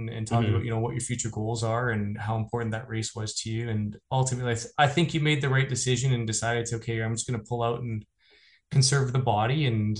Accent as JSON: {"language": "English", "town": "Shelburne", "region": "Ontario", "country": "Canada", "tie": "born or raised there", "said": "my hometown of Shelburne."}